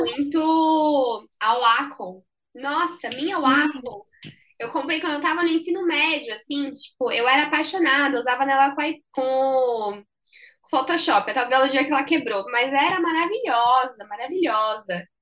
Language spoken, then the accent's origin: Portuguese; Brazil; moved away as an adult; now in São Paulo, Brazil; eu não sou de São Paulo, eu sou, do, eu sou da praia, eu sou caiçara. Tive que vir para São Paulo para fazer faculdade